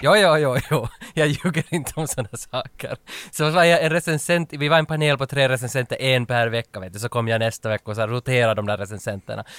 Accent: Vaasa, Ostrobothnia, Finland; accent: Finland Swedish, Vaasa dialect; moved away; jag kommer från Österbotten, som är Vasa, mm. i öst, västra Finland, mitten ungefär.

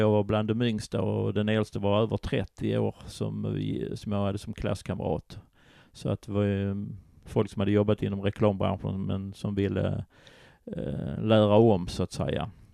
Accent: Köpingebro, Skåne, Sweden; also born or lived in Simrishamn / Kåseberga / Malmö; sen hamnade jag i Kvarnby i Malmö innan jag hamnade i Köpingebro utanför Ystad. Så där växte jag upp sen under min skoltid

